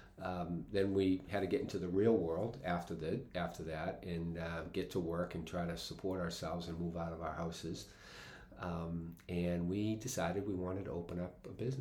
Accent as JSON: {"language": "English", "town": "Quincy", "region": "Massachusetts", "country": "United States", "tie": "born or raised there", "said": "I grew up in Quincy"}